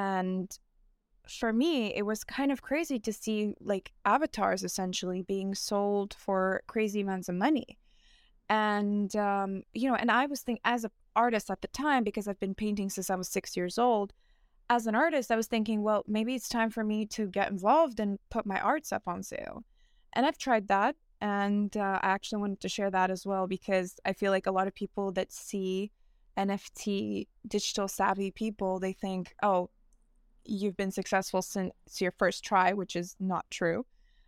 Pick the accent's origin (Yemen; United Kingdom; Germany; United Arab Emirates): United Arab Emirates; Dubai; also born or lived in New York; now in Milan, Italy; I grew up in Dubai. I'm originally from New York, and now I'm based in Milan, which is kind of just forms my identity.